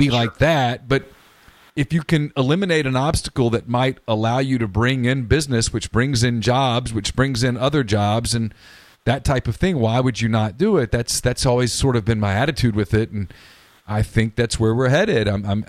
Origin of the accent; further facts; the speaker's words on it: Louisiana, United States; now in Mississippi, United States; I'm not a native Mississippian. I grew up in Louisiana. I've been here long enough